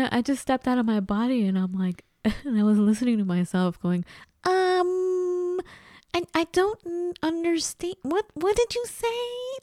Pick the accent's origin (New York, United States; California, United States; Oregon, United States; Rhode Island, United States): California, United States; Los Angeles; accent: Los Angeles Valley girl, Santa Monica; moved away as an adult; also born or lived in Minnesota / Seattle, Washington / Colorado; being from Los Angeles